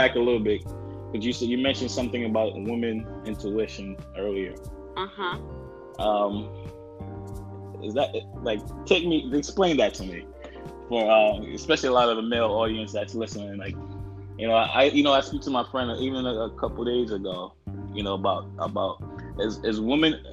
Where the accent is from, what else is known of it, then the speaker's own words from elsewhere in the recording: New York, United States; I'm from New York